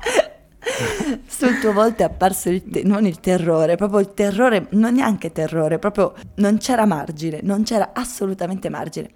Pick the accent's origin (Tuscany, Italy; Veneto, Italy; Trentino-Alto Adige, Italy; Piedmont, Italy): Trentino-Alto Adige, Italy; io essendo trentina